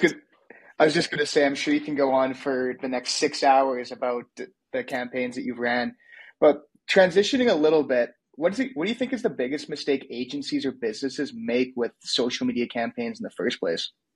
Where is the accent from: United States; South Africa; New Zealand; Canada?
Canada; I'm Canadian